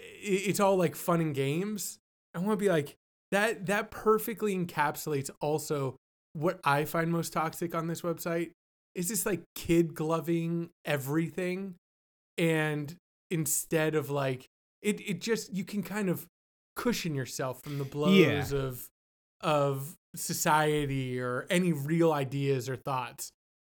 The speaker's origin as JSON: {"language": "English", "region": "Florida", "country": "United States", "said": "I'm a Florida baby."}